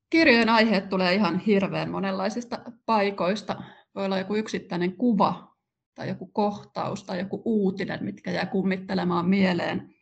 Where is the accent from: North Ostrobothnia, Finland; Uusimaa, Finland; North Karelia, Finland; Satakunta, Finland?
Uusimaa, Finland; Kerava; Mä oon syntynyt 79 ja asunut Keravalla nuoruutteni